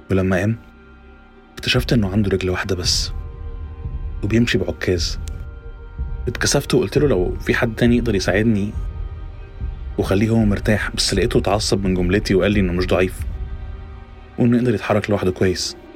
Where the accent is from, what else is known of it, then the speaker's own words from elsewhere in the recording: Cairo, Cairo Governorate, Egypt; الدنيا عندنا في القاهرة دايما زحمة وحر